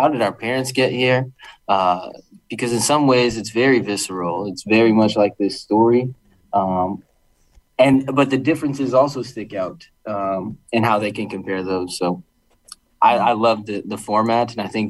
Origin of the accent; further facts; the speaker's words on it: Bridgeport, Connecticut, United States; I'm born and raised in Bridgeport, Connecticut, and I always just wanted to come back and help and learn